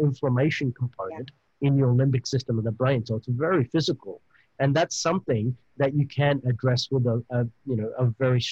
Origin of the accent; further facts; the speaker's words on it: Australia; accent: Australian; my beautiful Australian accent